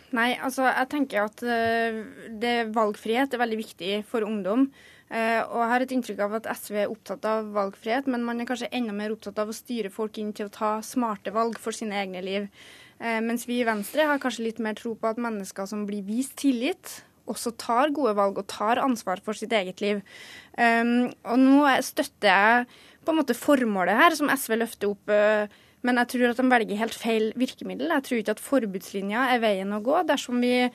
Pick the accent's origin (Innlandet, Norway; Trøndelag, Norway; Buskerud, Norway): Trøndelag, Norway; Orkdal; jeg er fra Orkdalen